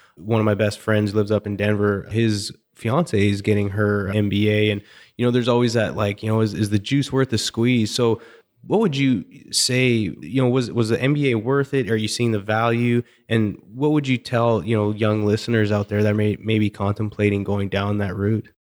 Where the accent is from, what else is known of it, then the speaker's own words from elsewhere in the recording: Canada; moved away; Growing up in Canada